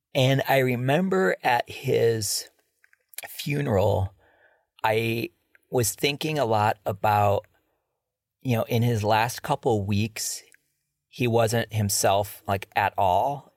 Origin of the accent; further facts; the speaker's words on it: Cleveland, Ohio, United States; growing up in Cleveland, I remember in the second grade, I was pretty much the only white kid at an all black school.